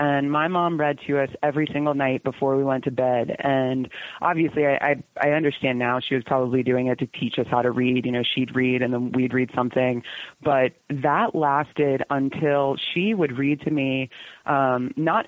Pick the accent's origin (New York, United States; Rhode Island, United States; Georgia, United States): Georgia, United States; Atlanta; also born or lived in Canton, Georgia; I grew up in Atlanta, Georgia. I was born in Atlanta